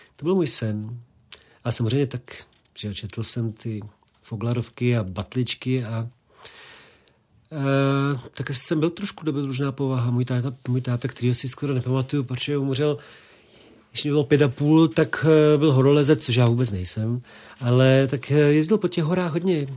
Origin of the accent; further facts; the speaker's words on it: Prague, Czechia; Já jsem vyrůstal vlastně v Krči